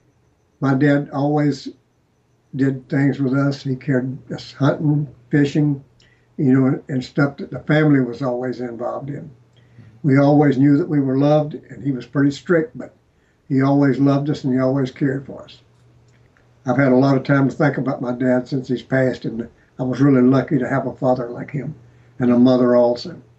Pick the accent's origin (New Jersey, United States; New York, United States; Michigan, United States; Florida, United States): Florida, United States; Jacksonville; I grew up in Jacksonville